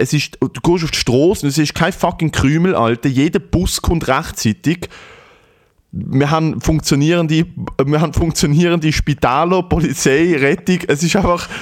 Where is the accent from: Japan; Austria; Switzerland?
Switzerland; dass ich von da bin